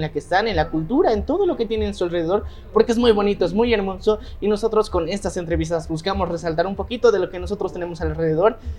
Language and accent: Spanish; Bolivia; nosotros en Bolivia muchas veces decimos que sí, estamos orgullosos de de que somos bolivianos